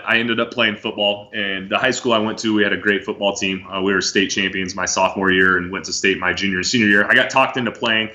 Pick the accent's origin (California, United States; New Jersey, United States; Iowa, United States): Iowa, United States; Born and raised in Iowa.